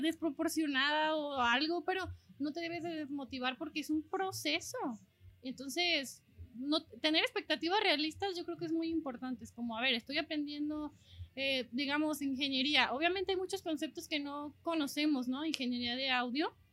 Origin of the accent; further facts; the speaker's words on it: Mexico; jamás había salido de, de México